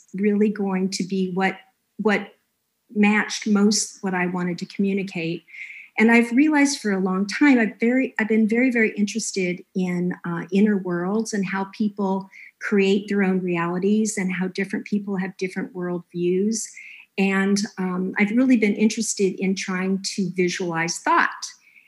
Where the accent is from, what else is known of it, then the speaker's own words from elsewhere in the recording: Los Angeles, California, United States; moved away; also born or lived in Ohio; I'm from Los Angeles, part of me had always had this thought that I was going to move back